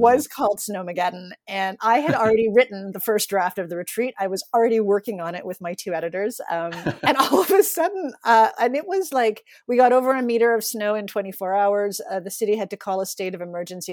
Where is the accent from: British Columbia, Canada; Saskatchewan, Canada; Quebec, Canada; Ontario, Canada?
Ontario, Canada; Toronto; moved away as an adult; now in Newfoundland, Canada; I grew up in Toronto, sort of lived a, a pretty city existence.